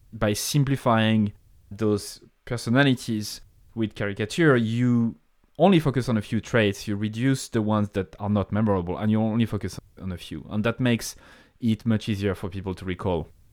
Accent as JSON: {"language": "English", "country": "France", "accent": "French", "second_language": "English", "moved": "as an adult", "lives_now": "Ireland", "said": "I have a French accent. I come from France"}